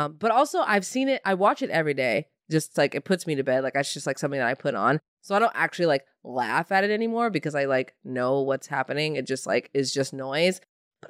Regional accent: Indiana, United States; I'm from Indiana

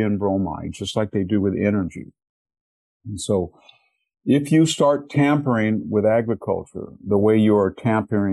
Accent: Selma, California, United States; I was from Selma, that is a much more predominantly Mexican-American community

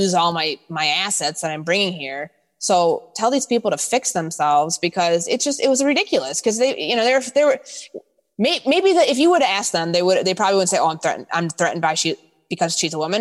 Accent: Chicago, Illinois, United States; moved away as an adult; also born or lived in Glenview, Illinois / Indiana / Mississippi; I'm from Chicago

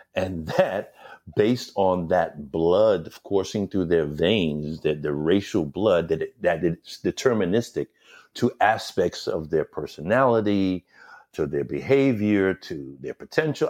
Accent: New York City, New York, United States; I was born in New York, in hmm. Brooklyn, New York. I grew up as a New Yorker

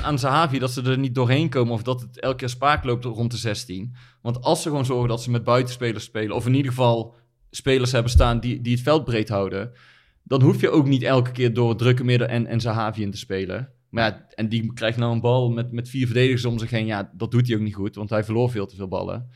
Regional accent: Netherlands; wij houden als Nederlanders

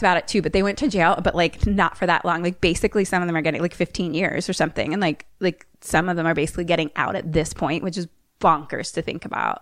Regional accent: Philadelphia, Pennsylvania, United States; I'm from Philly

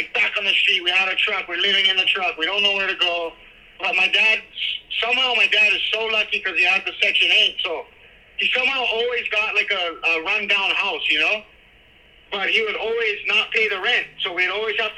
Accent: Makaha/Maili, Hawaii, United States; born or raised there

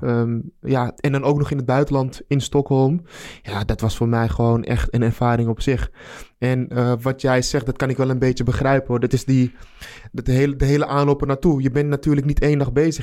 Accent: Amsterdam, North Holland, Netherlands; ik ben Amsterdammer

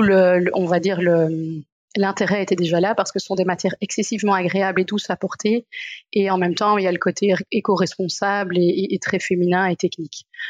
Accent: Brussels, Brussels-Capital Region, Belgium; je viens de Bruxelles

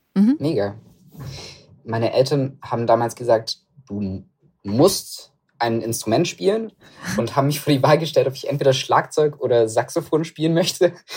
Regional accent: Stuttgart, Baden-Württemberg, Germany; also born or lived in Reutlingen; ich komme ja aus Stuttgart, die Ecke.

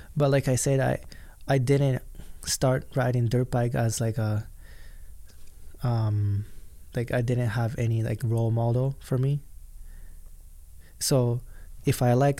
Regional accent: Japan; English is a second language; now in United States; I grew up in Japan

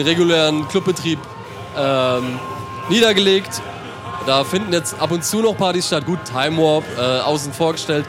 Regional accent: Mannheim / Heidelberg / Ludwigshafen, Rhine-Neckar, Germany; bei uns in Mannheim

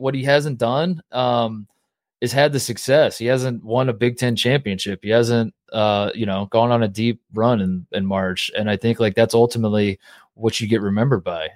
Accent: Indiana, United States; moved away; also born or lived in Ohio; as a kid, you know, growing up in Indiana in a divided house

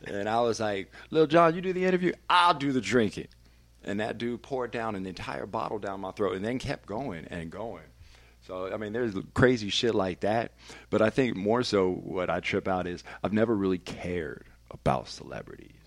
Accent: Vallejo, California, United States; now in Denver, United States; I might still sound a little bit too much like I'm from Vallejo, California

